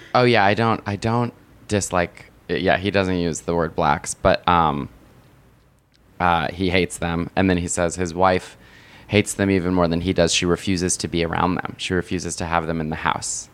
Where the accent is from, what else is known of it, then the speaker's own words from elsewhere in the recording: United States; I'm an American